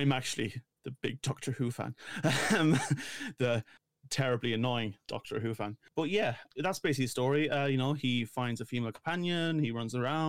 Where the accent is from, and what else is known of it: Ireland